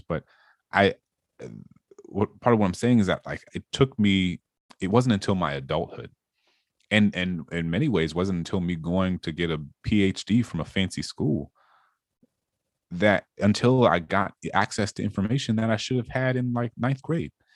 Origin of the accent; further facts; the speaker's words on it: New Orleans, Louisiana, United States; I grew up in this majority black city